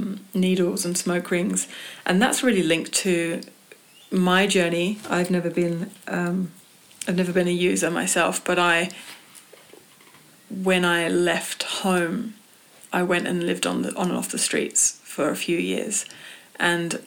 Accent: England, United Kingdom; growing up in England

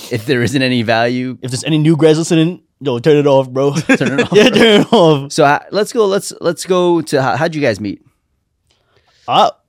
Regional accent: New York City, New York, United States; also born or lived in Manhattan / Buffalo / Staten Island; Born and raised in Brooklyn.

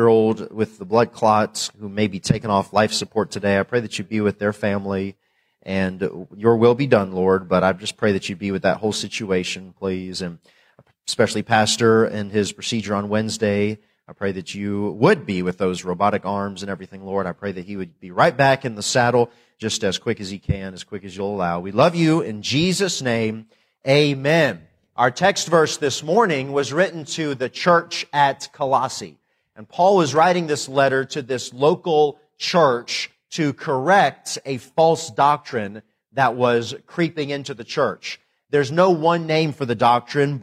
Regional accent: Tennessee, United States; also born or lived in Northwest Indiana / Lancaster, California; now in North Carolina, United States; I was born in Indiana, Northwest Indiana, and I lived there till I was 11 and moved to Tennessee where I grew up

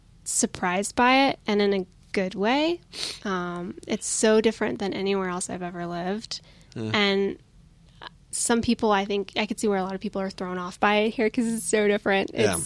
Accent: the South, United States; now in New Mexico, United States; I'm from the South.

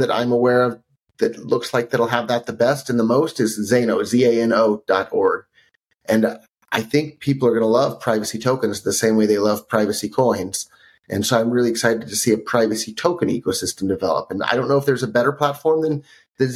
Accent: Silicon Valley, California, United States; I grew up in Silicon Valley

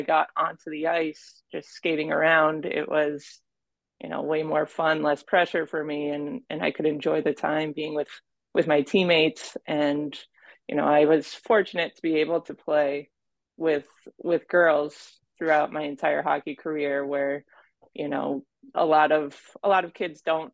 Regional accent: Minnesota, United States; I grew up in Minnesota

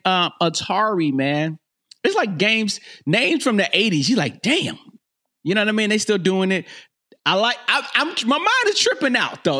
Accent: North Carolina, United States; moved away; I'm from North Carolina

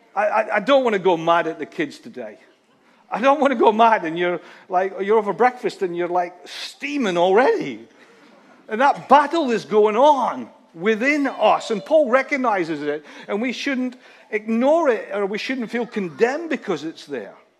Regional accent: Scotland, United Kingdom; a Scotsman

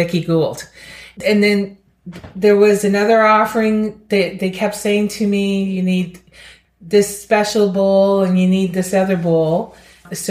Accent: Amherst, Nova Scotia, Canada; I'm from Amherst, Nova Scotia

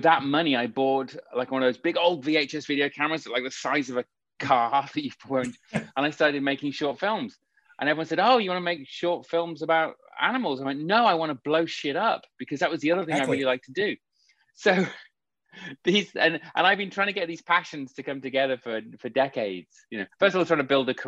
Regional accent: the Midlands of the UK, England, United Kingdom; growing up in the Midlands of the UK, so the rural part of England

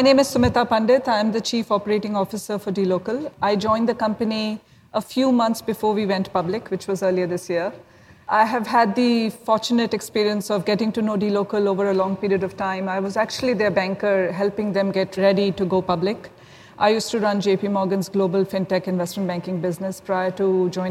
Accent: India; I'm actually from India

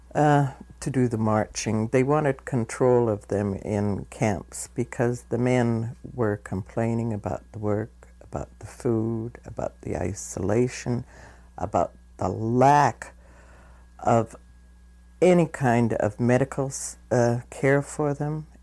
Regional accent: Vancouver, British Columbia, Canada; I was born in Vancouver in 1927.

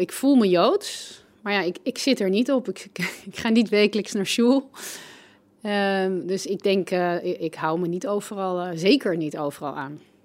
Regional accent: Amstelveen, North Holland, Netherlands; ik groeide op in Amstelveen

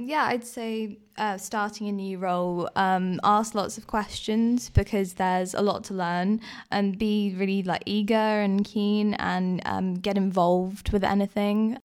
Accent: Guernsey; I grew up in Guernsey

